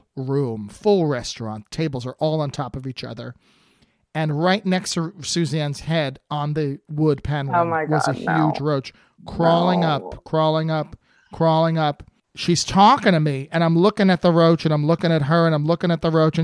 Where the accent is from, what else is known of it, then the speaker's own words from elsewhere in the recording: New Jersey, United States; moved away as an adult; also born or lived in New York City; I grew up in New Jersey with a tough mother and a tough father